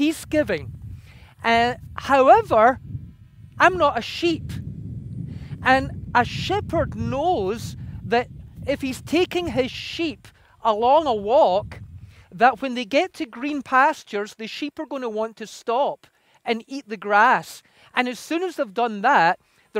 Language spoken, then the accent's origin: English; Scotland, United Kingdom; moved away; I come originally from Scotland, and in Scotland we have sheep everywhere.